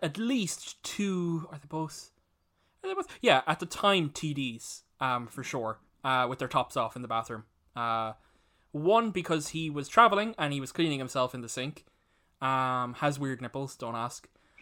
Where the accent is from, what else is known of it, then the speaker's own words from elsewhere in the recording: Cork, Munster, Ireland; I was a kid from Cork